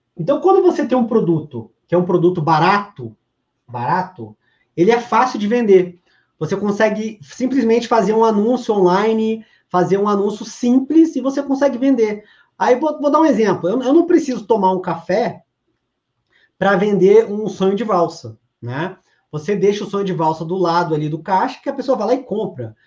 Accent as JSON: {"language": "Portuguese", "town": "Brasília", "region": "Federal District", "country": "Brazil", "said": "eu sou de Brasília"}